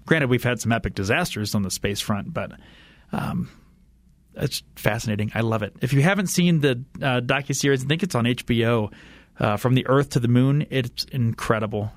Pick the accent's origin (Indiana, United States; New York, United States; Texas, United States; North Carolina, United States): Indiana, United States; moved away; I grew up in Indiana